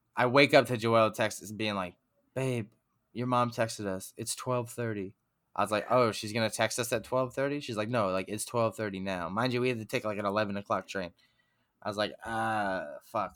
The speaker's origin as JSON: {"language": "English", "town": "Huntington", "region": "New York", "country": "United States", "tie": "born or raised there", "said": "Huntington, my hometown."}